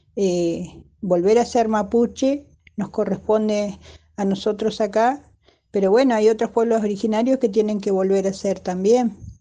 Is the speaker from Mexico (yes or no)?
no; Bariloche, Río Negro, Argentina; soy de acá de Bariloche